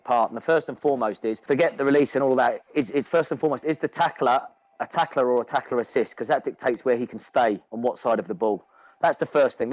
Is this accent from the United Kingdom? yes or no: yes; England, United Kingdom; moved away; as an Englishman